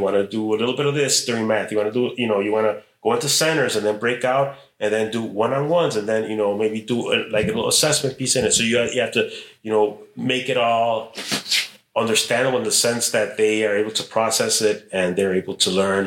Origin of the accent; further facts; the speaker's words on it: Chicago, Illinois, United States; also born or lived in Mexico; I was born in Chicago, but we went to Mexico when I was a kid. Mm. I know it was second or third grade, and I came back, and I entered sixth grade here in Chicago